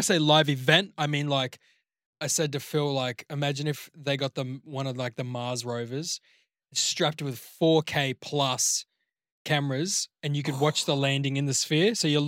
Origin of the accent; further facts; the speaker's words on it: New Zealand; born there; My dad was Austrian and I was born in New Zealand. So a bit of a mix of everything.